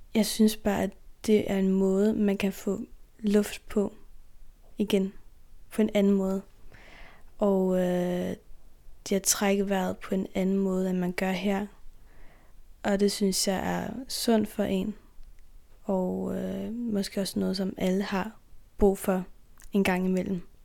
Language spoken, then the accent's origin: Danish; Faroe Islands; Vi har jo nogle traditioner her